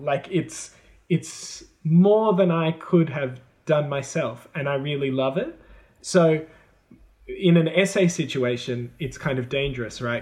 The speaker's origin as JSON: {"language": "English", "country": "Australia", "first_language": "English", "moved": "as an adult", "lives_now": "China", "said": "I learnt it in an Australian way, so I say words that Americans don't say"}